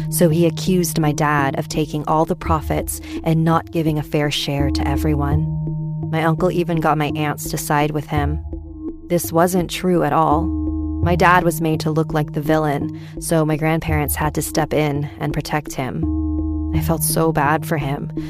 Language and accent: English; Quezon City, Metro Manila, Philippines; now in San Francisco, United States; So, this happened back when my family and I were still living in the Philippines. I grew up in Quezon City before we moved here to San Francisco.